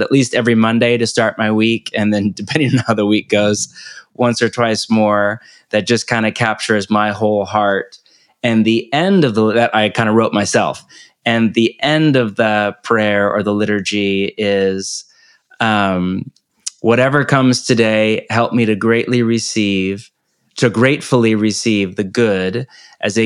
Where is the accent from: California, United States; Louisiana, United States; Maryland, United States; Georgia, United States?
California, United States; moved away as an adult; also born or lived in Portland, Oregon; now in Topanga Canyon, United States; born and raised in California